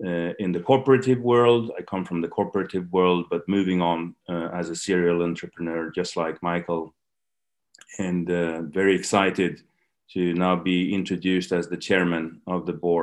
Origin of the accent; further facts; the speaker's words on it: Sweden; moved away; back in my native Sweden